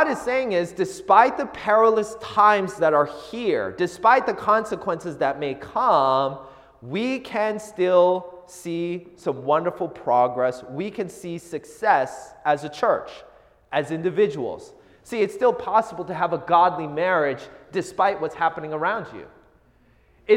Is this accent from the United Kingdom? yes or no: no; Seattle, Washington, United States; I grew up in the Seattle area